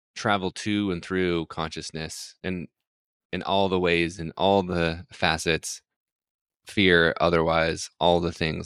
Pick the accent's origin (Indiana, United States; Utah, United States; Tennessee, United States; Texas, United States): Utah, United States; I grew up in a religious household, so I'm from Utah, so I grew up Mormon